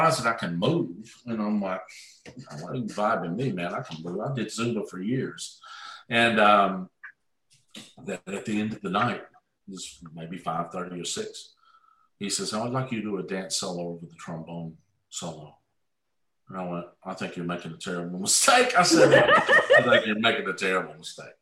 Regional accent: Mount Juliet, Tennessee, United States; I'm from Mount Juliet.

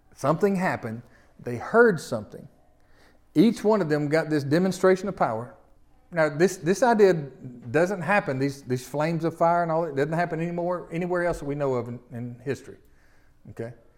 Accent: the South, United States; accent: Southern; us Southerners with all this, how would they know we're from the South?

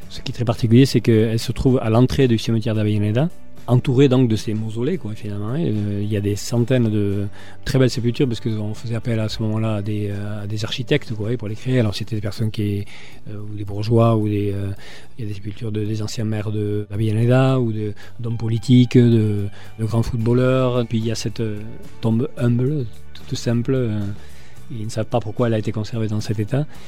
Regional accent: Hasparren, Nouvelle-Aquitaine, France; moved away; je suis d'Asparem mais j'habite à Hier depuis euh, deux ans

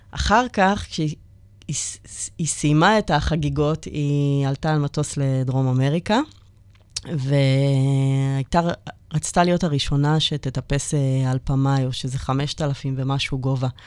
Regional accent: Kiryat Ono, Central District, Israel; אני מקריית אונו

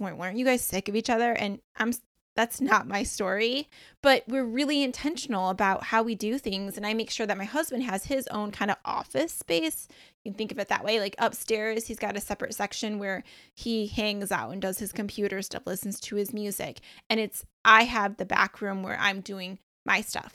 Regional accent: Michigan, United States; moved away as an adult; also born or lived in Beaufort, South Carolina; now in South Carolina, United States; I'm originally from Michigan, and then we ended up moving to South Carolina

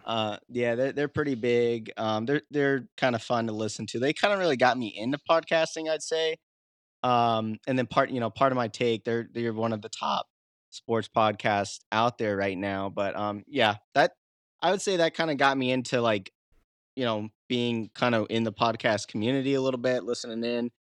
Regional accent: the Midwest, Iowa, United States; moved away as an adult; now in Catskill Mountains, New York, United States; I'm from the Midwest, but, uh, when I moved out east

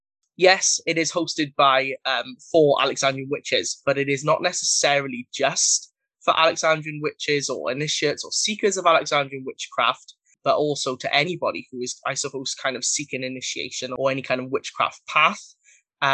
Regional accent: Wales, United Kingdom; I am from Wales in the UK

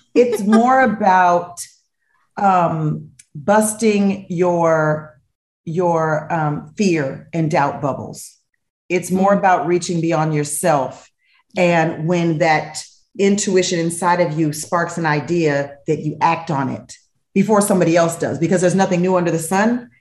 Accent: Los Angeles, California, United States; moved away as an adult; moving back to Los Angeles, my hometown

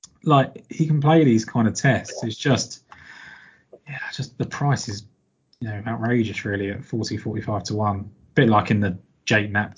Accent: England, United Kingdom; as a English person

